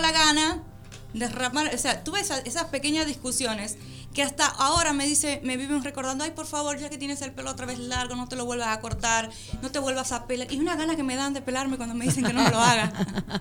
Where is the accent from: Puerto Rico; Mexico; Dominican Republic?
Dominican Republic; now in Argentina; yo soy dominicana